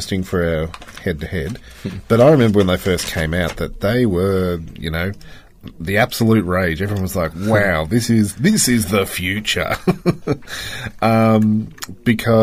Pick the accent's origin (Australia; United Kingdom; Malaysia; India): Australia; One tick to being an Australian